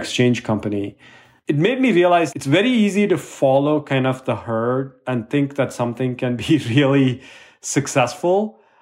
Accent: India; I was growing up in India

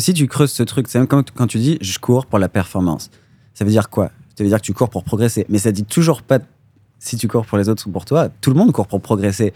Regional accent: France; moi, en tant que Français

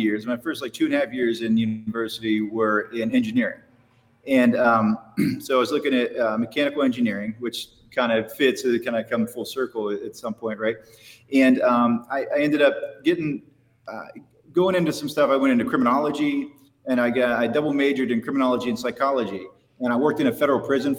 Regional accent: West Virginia, United States; I grew up in West Virginia hunting and fishing stuff

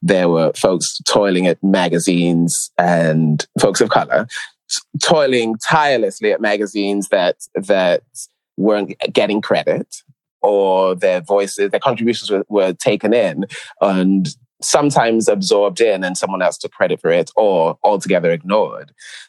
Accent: New York, United States; born there; also born or lived in London; Yes, I was living in London, but I was born in New York.

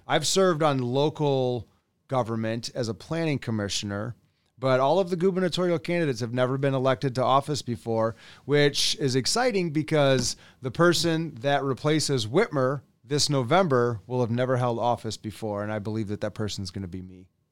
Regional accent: West Michigan, United States; also born or lived in Allendale, Michigan; I'm from West Michigan

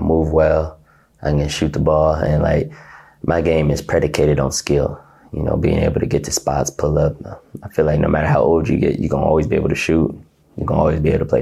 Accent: Ohio, United States; moved away as an adult; now in Russia; I'm from Ohio

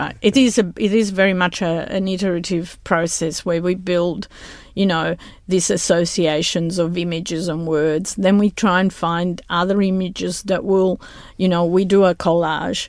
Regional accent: Rome, Lazio, Italy; moved away; I'm originally from Italy, from Rome.

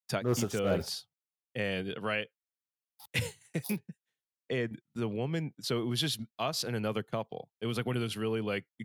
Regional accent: Philadelphia, Pennsylvania, United States; I grew up in Kensington. The first, like, quarter century of my life was in Kensington

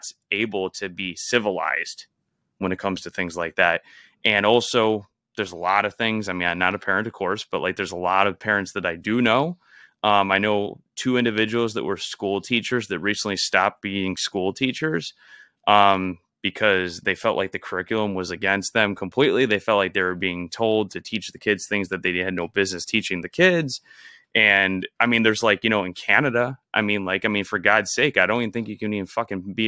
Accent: Illinois, United States; now in Florida, United States; We're from Illinois.

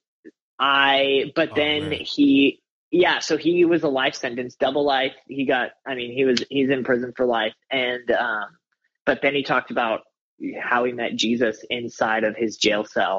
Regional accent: Colorado, United States; moved away as an adult; also born or lived in Omaha, Nebraska / Las Vegas, Nevada; I grew up in Colorado as a pastor's kid

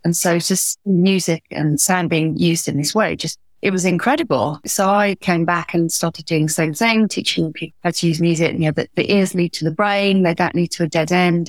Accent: Wales, United Kingdom; from Wales

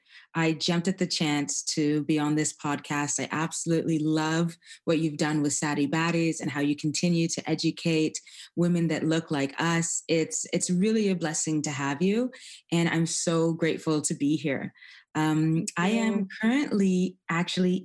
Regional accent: Toronto, Ontario, Canada; I was born in Toronto, Canada, as a second generation immigrant

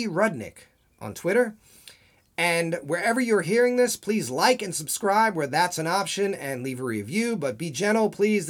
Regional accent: Long Island, New York, United States; now in Los Angeles, United States; I'm from Long Island!

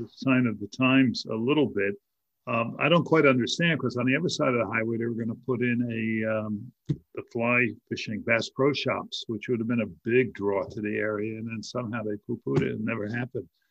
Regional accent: Edison, New Jersey, United States; I grew up in Edison

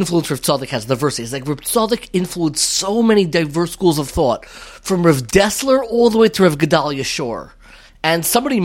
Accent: Five Towns, New York, United States; I grew up in the Five Towns before it was the Five Towns.

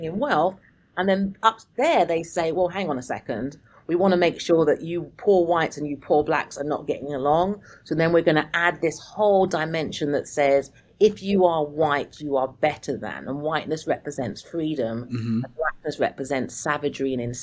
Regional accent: United Kingdom; moved away as an adult; now in Pennsylvania, United States; I'm British

